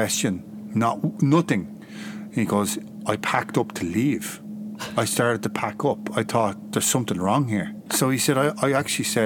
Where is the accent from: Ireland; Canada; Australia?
Ireland; I'm Irish